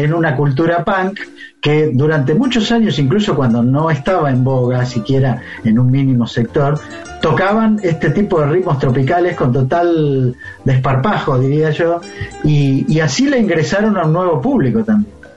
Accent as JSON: {"language": "Spanish", "region": "interior of Buenos Aires Province", "country": "Argentina", "tie": "born or raised there", "said": "cuando yo era un niño que me crié en una ciudad del interior de la provincia de Buenos Aires, como La Barría"}